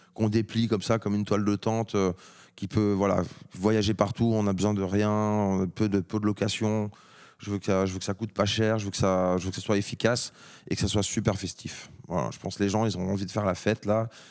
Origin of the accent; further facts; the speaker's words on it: France; en tant que Français